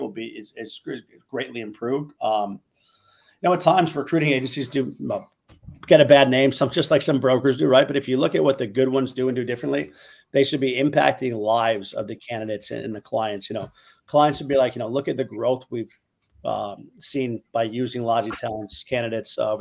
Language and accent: English; Chicago, Illinois, United States; moved away as an adult; now in Miami, United States; I moved down to Miami, but I'm from Chicago